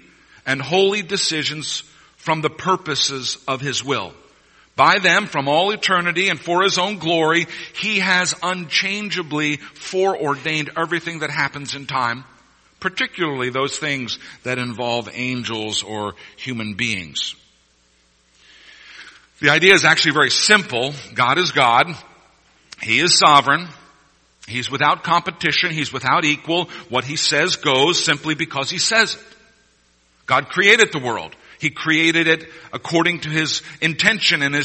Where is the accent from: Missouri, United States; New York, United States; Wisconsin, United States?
Missouri, United States; moved away; As a kid growing up in Missouri